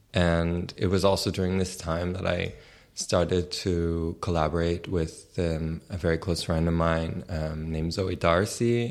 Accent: New York City, New York, United States; moved away as an adult; now in Berlin, Germany; I was born and raised in New York City

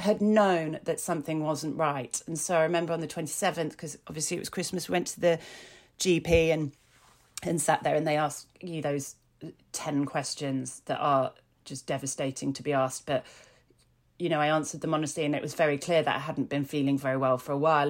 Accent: Yorkshire and the Humber, United Kingdom; I grew up in Yorkshire and with Yorkshire family

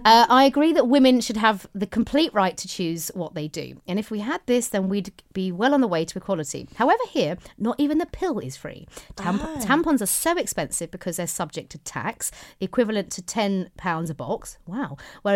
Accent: London, United Kingdom; now in Dallas, United States; I'm from London, but live in Dallas, Texas, and listening to you makes me feel like I'm back home.

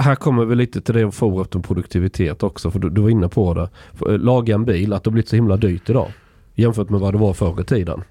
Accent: southern Småland, Sweden; Jag är uppvuxen i, i, södra Småland, där är den extrem

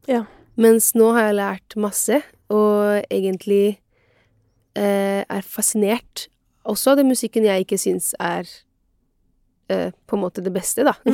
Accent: Italy; now in Norway; meg som italiener

